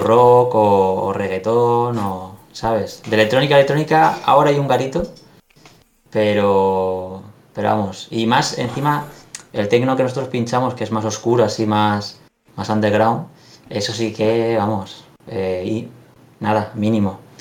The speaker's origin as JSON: {"language": "Spanish", "town": "Alicante", "region": "Valencian Community", "country": "Spain", "said": "los dos somos de aquí de Alicante"}